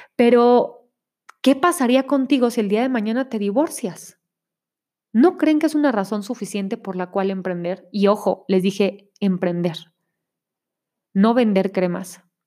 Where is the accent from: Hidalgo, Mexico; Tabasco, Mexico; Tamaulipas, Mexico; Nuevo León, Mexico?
Nuevo León, Mexico; Monterrey; now in State of Mexico, Mexico; vivo en el Estado de México, pero soy de Monterrey